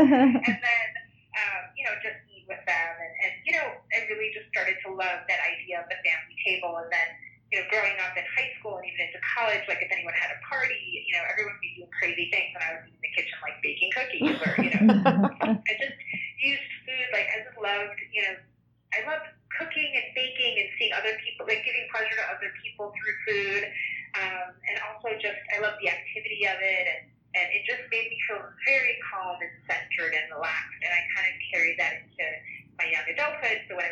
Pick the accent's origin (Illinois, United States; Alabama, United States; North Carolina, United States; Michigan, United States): Illinois, United States; Chicago; I grew up in Chicago